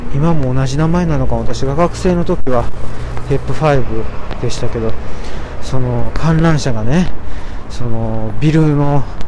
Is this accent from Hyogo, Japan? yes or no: yes; Amagasaki, Hyogo, Japan; 私のね、出身の兵庫県の尼崎。